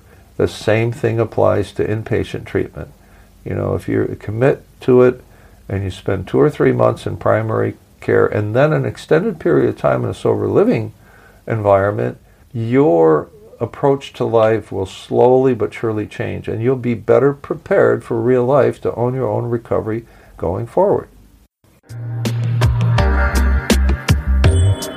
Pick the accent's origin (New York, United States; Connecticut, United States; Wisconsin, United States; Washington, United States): Wisconsin, United States; Milwaukee; my hometown of Milwaukee, Wisconsin